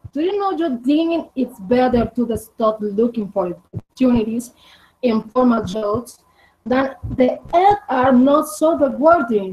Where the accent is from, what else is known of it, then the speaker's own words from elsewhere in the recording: Medellin, Antioquia, Colombia; accent: Colombian; English is a second language; I am Medellin, Colombia. I am from Colombia, como ves, a Colombian bird.